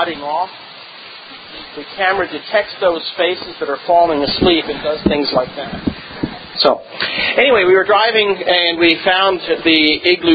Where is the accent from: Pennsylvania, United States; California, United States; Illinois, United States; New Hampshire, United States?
Pennsylvania, United States; Philadelphia; moved away as an adult; now in Texas, United States; moved to Texas, I'm from Philadelphia